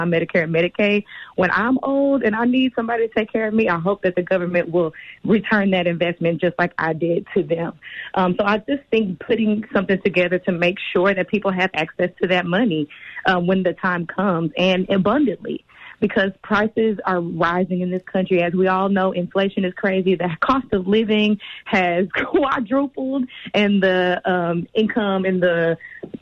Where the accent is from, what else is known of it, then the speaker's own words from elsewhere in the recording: Dallas, Texas, United States; I'm in Texas, I'm from Dallas, born and raised